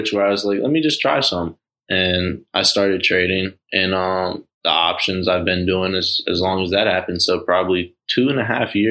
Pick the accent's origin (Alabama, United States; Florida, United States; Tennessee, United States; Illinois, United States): Florida, United States; I'm from Florida